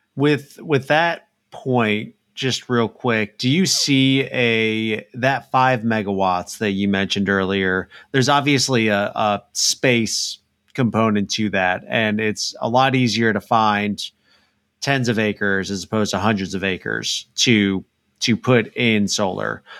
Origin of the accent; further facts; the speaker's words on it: Illinois, United States; now in Dallas, United States; I grew up in Illinois